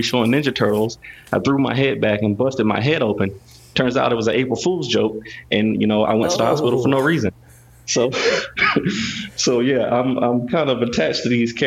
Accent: North Carolina, United States; I was growing up in North Carolina

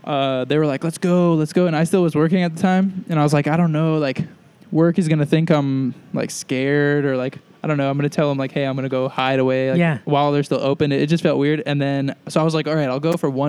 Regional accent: New York, United States; moved away as an adult; also born or lived in Boston; now in California, United States; I'm from New York, and so I've got a bunch of friends there

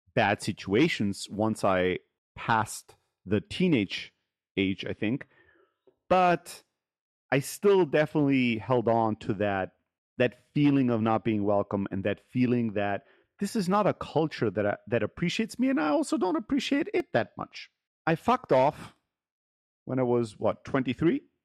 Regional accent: Germany; moved away; I grew up in Germany as an immigrant kid in an immigrant factory worker family

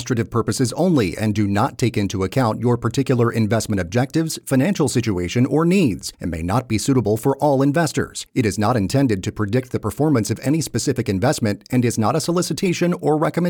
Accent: Gainesville, Georgia, United States; I'm originally from the North Georgia area, not really Metro Atlanta, just outside of Metro Atlanta, kind of a small-ish city called Gainesville, Georgia. That's where I'm originally from.

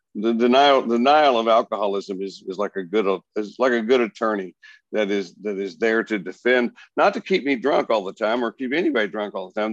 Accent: Plainview, Texas, United States; I grew up in the little town of Plainview, Texas, between Amarillo and, and Lubbock

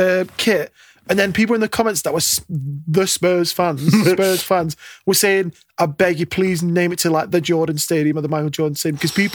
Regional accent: Radcliffe, North West England, United Kingdom; I could be from Manchester. I grew up in Radcliffe.

